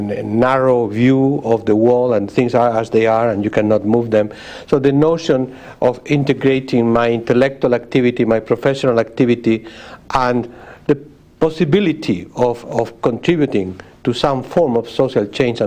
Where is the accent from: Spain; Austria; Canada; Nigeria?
Spain; Barcelona, Catalonia; moved away as an adult; also born or lived in La Mancha, Spain / Paris, France; now in Berkeley, United States; I was born in Spain. I was born in a small town in La Mancha, like Don Quixote. And then I grew up mainly in several places, but mainly in Barcelona. And I stayed in Spain until the age of 20, when I have to move to Paris.